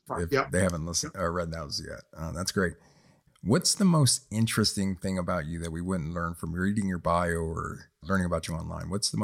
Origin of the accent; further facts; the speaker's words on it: Los Angeles, California, United States; also born or lived in Paterson, New Jersey; I was born in Patterson, but I moved to Los Angeles when I was 6 months old. So I consider myself an Angelina.